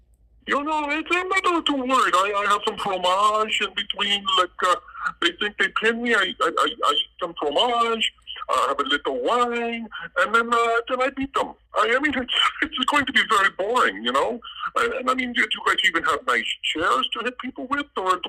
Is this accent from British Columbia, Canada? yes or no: no; Saskatchewan, Canada; it's not that I don't love Saskatchewan, but people can't know that I'm from Saskatchewan or they think I'm, you know, puny like you guys.